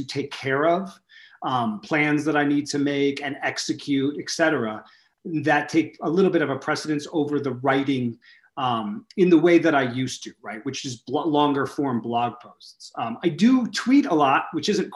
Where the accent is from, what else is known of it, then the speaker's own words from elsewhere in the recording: New York City, New York, United States; moved away; my hometown of New York City, where I grew up